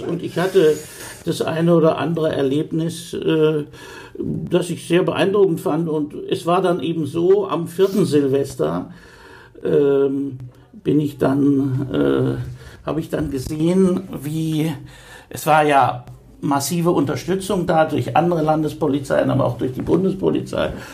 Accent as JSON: {"language": "German", "town": "Coburg", "region": "Bavaria", "country": "Germany", "tie": "born or raised there", "also_born_or_lived": "Hannover", "moved": "as an adult", "lives_now": "Bremen, Germany", "said": "In meinem Ausweis steht Geburtsort Hannover, aber ich bin aufgewachsen in Coburg, in Oberfranken."}